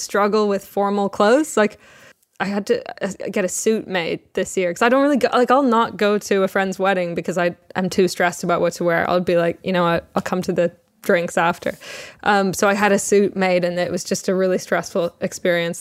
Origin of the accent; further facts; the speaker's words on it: Toronto, Ontario, Canada; moved away as an adult; now in England; I was born in Toronto